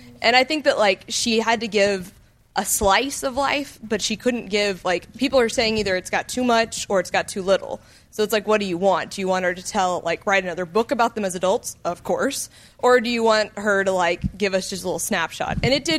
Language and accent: English; Austin, Texas, United States; I'm from Austin.